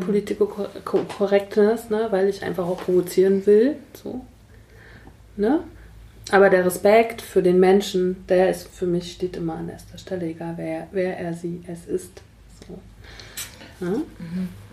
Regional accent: Mecklenburg-Vorpommern, Germany; ich komme aus Mecklenburg-Vorpommern

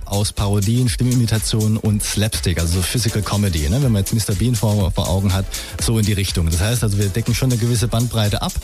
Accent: Saarland, Germany; also born or lived in Swabia, Baden-Württemberg; wohne im Saarland, auch dort aufgewachsen

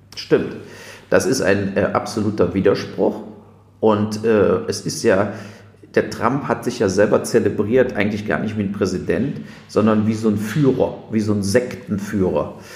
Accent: Germany; als Deutsche

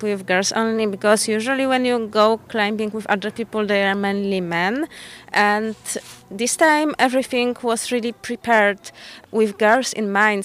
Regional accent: Poland; I come from Poland

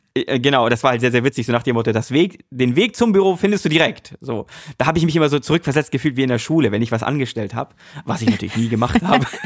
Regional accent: Hamburg, Germany; also born or lived in North Rhine-Westphalia; geboren in NRW, aber äh, groß geworden oder aufgewachsen in Hamburg. Also ich bin eigentlich ein rediger Hamburger

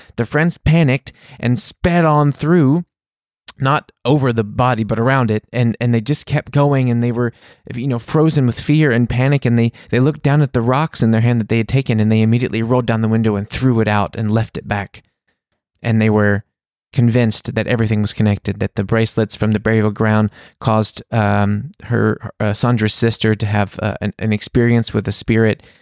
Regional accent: Mississippi, United States; We grew up together in Mississippi

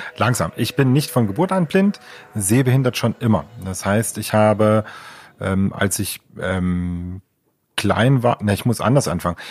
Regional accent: Leipzig, Saxony, Germany; also born or lived in Chemnitz (Karl-Marx-Stadt); Ich äh, bin ja ursprünglich aus der DDR, also komme aus Leipzig

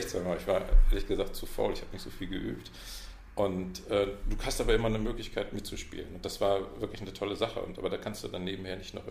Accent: Münster, North Rhine-Westphalia, Germany; Äh, und ich bin in Münster aufgewachsen. Preußen Münster kennt man wahrscheinlich gar nicht.

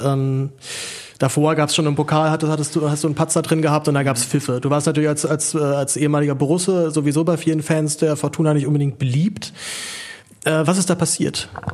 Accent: Berlin, Germany; ich bin ja, bin ja Berliner

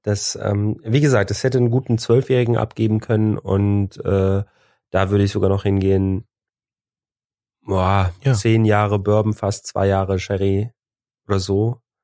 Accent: Cologne, North Rhine-Westphalia, Germany; wir kommen aus Köln

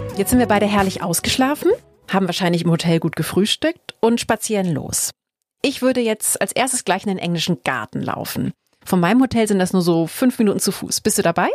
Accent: Northern Germany, Germany; als Norddeutsche

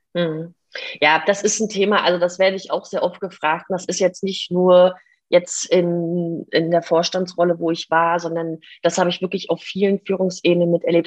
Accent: Stralsund, Mecklenburg-Vorpommern, Germany; moved away as an adult; also born or lived in Ireland; ich komme aus Stralsund und das liegt äh, in der ehemaligen DDR. Das heißt, ich durfte auch noch einen Teil meiner Kindheit in der DDR mit verbringen.

